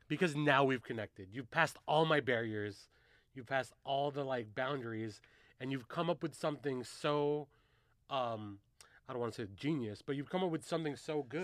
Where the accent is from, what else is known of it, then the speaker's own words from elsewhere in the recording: Carson, California, United States; I grew up in Carson